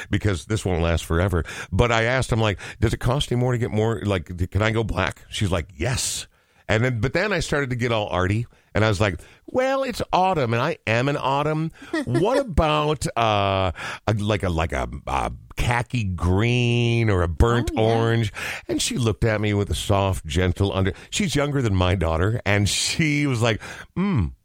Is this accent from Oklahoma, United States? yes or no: no; Coon Rapids, Minnesota, United States; Growing up in Coon Rapids, which is three or four suburbs north mm-hmm. of where yeah. we are right now, north, I guess, um, yeah, no, it was it was the whitest place I've ever seen in my entire life.